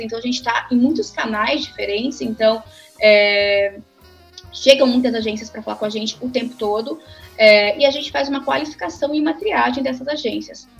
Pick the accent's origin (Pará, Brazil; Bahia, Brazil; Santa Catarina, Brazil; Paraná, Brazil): Santa Catarina, Brazil; also born or lived in Rio Grande do Sul; now in São Paulo, Brazil; e nasci lá, cresci em Santa Catarina